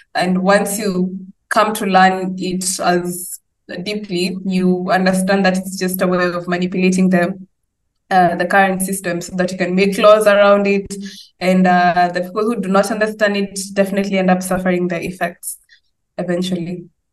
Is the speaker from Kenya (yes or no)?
yes; Kenya; I come from Kenya.